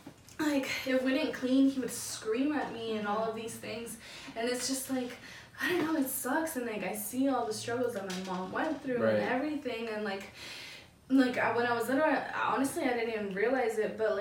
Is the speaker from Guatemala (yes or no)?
yes; Guatemala; now in United States; Like coming from like a different country as definitely. Well. Like we're from Guatemala, from mm-hmm. Guatemala.